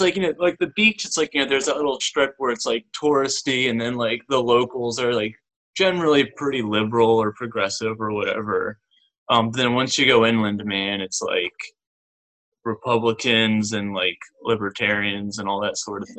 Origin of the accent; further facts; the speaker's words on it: Newark, Delaware, United States; I'm just a guy from Delaware. I was born in Newark, Delaware, which is like a college town. It's right next to Wilmington, the biggest city in our state